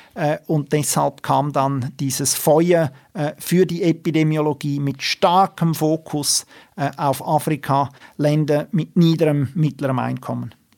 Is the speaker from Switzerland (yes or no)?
yes; Switzerland; bei uns in der Schweiz